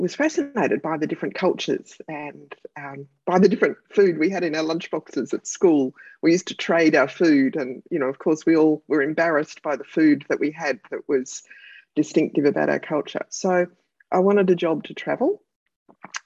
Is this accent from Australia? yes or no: yes; Melbourne, Victoria, Australia; my hometown of Melbourne